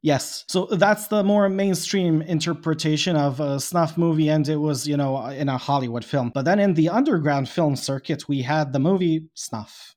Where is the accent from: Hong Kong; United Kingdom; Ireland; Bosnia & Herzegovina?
Bosnia & Herzegovina; I am from Bosnia